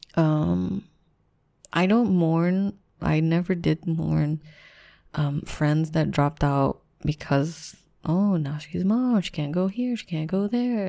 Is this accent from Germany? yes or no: no; Philippines; I'm Filipino